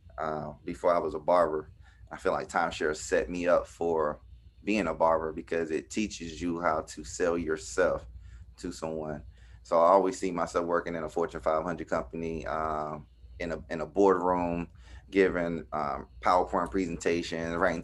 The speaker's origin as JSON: {"language": "English", "region": "South Carolina", "country": "United States", "tie": "born or raised there", "moved": "yes", "lives_now": "DMV area, United States", "said": "I'm from South Carolina"}